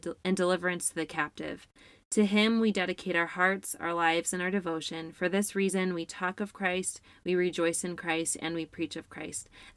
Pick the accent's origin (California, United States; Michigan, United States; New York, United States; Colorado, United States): New York, United States; Syracuse; we grew up in upstate New York. We grew up in Syracuse